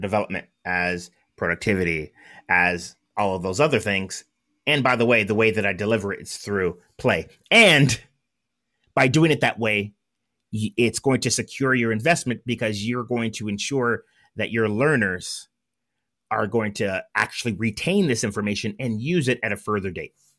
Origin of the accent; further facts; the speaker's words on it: Southern California, United States; I'm from Southern California